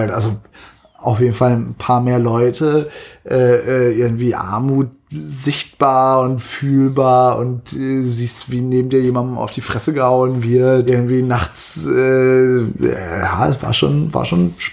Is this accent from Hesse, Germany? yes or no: no; Zetel, Lower Saxony, Germany; now in Berlin, Germany; ich bin in einem Dorf in Norddeutschland groß geworden.